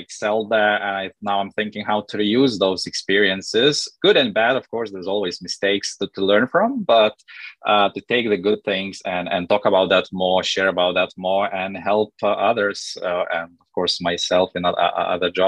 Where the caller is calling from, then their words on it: London, United Kingdom; Yes, I'm calling in from London.